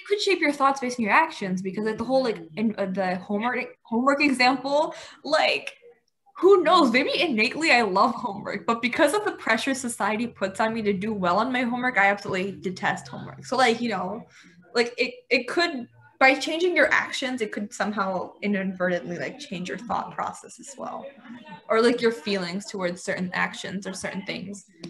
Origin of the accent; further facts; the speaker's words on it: United States; I was born here. Um, I brought up in an Indian household. So I guess me, like in the Indian household, like they do try to like I guess you could say enforce the Indian ideologies to some certain extent and like the belief system that surrounds that whole thing. But then you know I've grown up in an American system